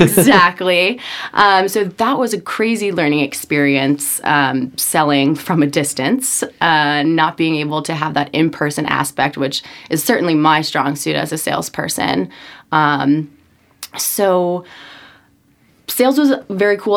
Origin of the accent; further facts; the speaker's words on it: Norwalk, Connecticut, United States; I am from Norwalk, Connecticut, uh, born in a middle class family.